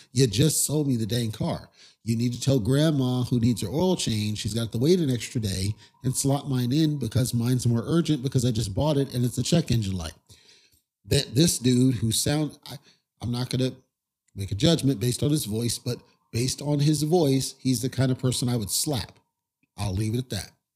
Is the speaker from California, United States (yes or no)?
yes; Southern California, United States; I grew up in Southern California where we didn't get snow